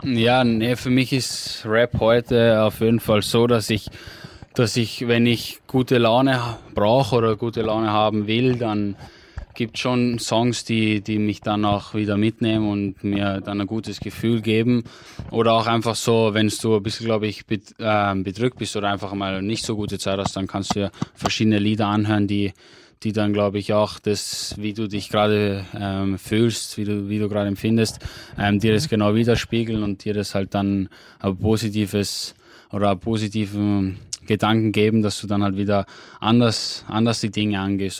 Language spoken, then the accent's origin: German; Austria; bei uns in Österreich